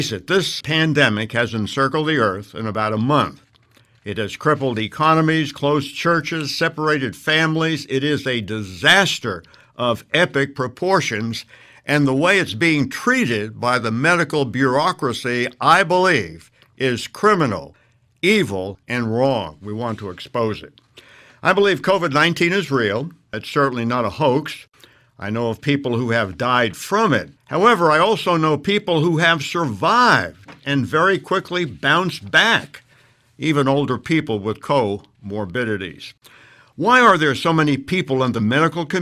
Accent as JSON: {"language": "English", "country": "United States", "tie": "born or raised there", "said": "I'm an American. I've lived here all my life"}